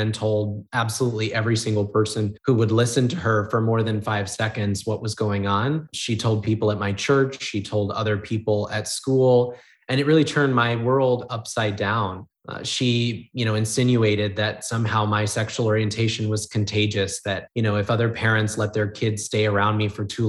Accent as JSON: {"language": "English", "area": "near Portland", "region": "rural Oregon", "country": "United States", "tie": "born or raised there", "moved": "as an adult", "lives_now": "Orlando, United States", "said": "I actually grew up in a really rural part of Oregon, about 25 minutes outside the city of Portland"}